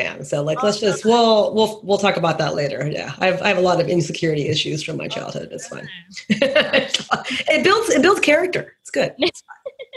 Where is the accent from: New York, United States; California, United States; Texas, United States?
Texas, United States; I'm from Texas.